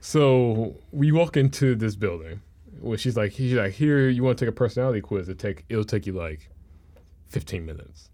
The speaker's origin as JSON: {"language": "English", "town": "Memphis", "region": "Tennessee", "country": "United States", "tie": "born or raised there", "said": "growing up in Memphis"}